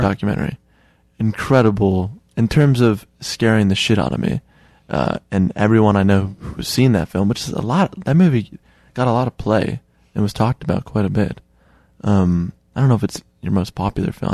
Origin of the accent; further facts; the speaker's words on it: Chicago, Illinois, United States; someone who was born and raised in Chicago